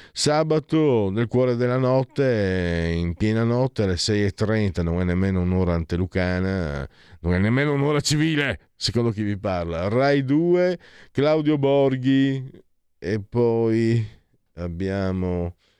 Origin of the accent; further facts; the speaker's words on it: Friuli-Venezia Giulia, Italy; io stesso vengo dal Friuli, non mi sento nemmeno italiano